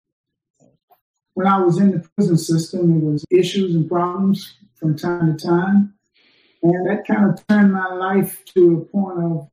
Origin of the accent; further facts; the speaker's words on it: the Jim Crow South, United States; now in Brooklyn, United States; I was born in the Jim Crow South